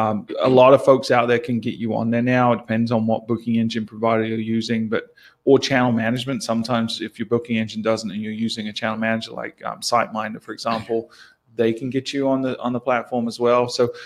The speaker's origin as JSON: {"language": "English", "country": "New Zealand", "accent": "New Zealand", "said": "My New Zealand accent."}